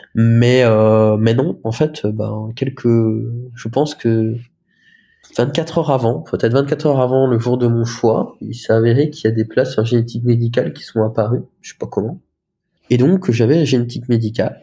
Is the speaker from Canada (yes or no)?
no; Lorraine, Grand Est, France; moved away as an adult; also born or lived in Romania; now in Caen, France; j'avais fait des stages dans les dans le, coran CHR près de chez moi, en Lorraine